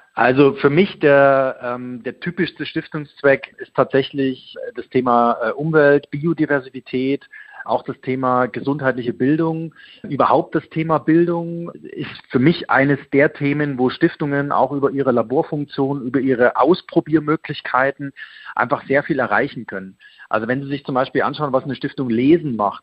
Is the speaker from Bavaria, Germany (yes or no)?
no; Leipzig, Saxony, Germany; also born or lived in Munich; die Bürgerstiftung Leipzig. Das ist meine Geburtsstadt